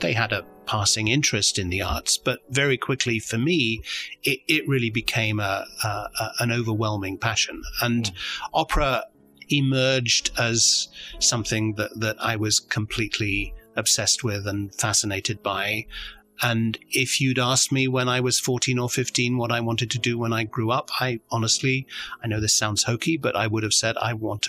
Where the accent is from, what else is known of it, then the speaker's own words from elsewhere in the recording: London, United Kingdom; moved away as an adult; also born or lived in Houston, United States; now in Chicago, United States; as you can tell, I'm from the UK. I was born in London. I grew up in London.